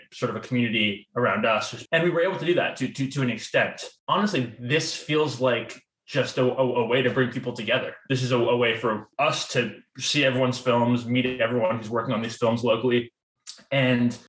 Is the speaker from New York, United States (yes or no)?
yes; New York City, New York, United States; moved away as an adult; now in Richmond, United States; I'm originally from New York